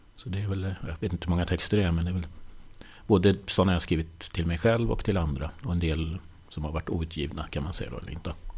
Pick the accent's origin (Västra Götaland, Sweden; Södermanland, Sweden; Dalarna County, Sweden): Södermanland, Sweden; Nyköping; now in Stockholm, Sweden; Jag kommer från Nyköping, uppväxt där